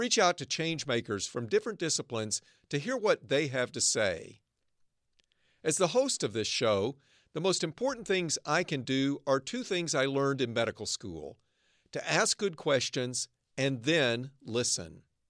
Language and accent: English; Arkansas, United States; now in Northern California, United States; I grew up in Arkansas. Now I live and work in the innovation heartland of Northern California.